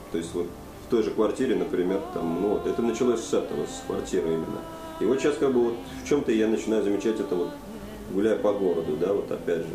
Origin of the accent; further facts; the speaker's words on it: Saint Petersburg, Russia; moved away; я в нем ну, родился и вырос